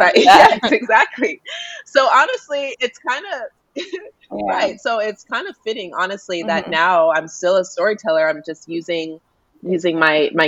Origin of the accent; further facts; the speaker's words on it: Denver, Colorado, United States; I grew up in Denver